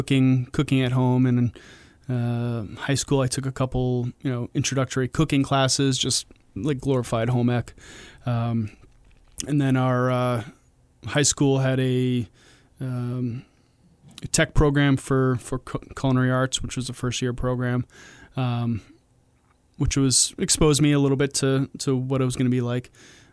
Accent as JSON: {"language": "English", "town": "Milford", "region": "New Hampshire", "country": "United States", "said": "I'm from Milford, but, yeah, you know, I'm a New Hampshire boy."}